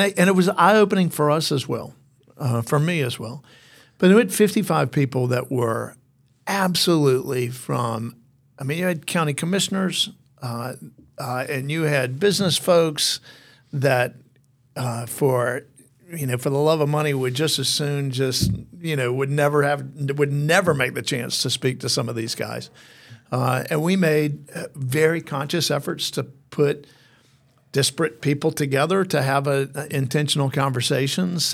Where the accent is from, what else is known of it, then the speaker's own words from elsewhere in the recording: Mount Airy, North Carolina, United States; now in Athens, United States; I grew up in Mount Airy, North Carolina